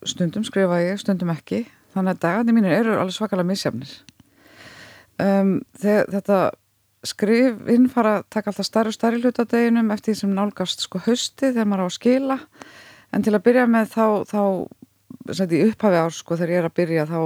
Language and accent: Icelandic; Hafnarfjörður, Capital Region, Iceland; also born or lived in United States; Ég ólst upp við það í Hafnarferði, Bandaríkjónum og Saltendensi